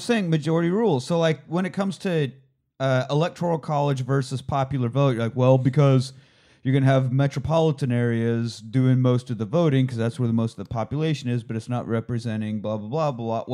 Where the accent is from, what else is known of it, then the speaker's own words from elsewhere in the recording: Kansas, United States; I'm from Kansas, my wife's from Nebraska